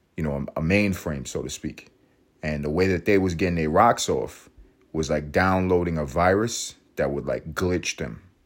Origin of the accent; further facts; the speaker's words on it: New York City, New York, United States; my favorite city, my hometown, New York City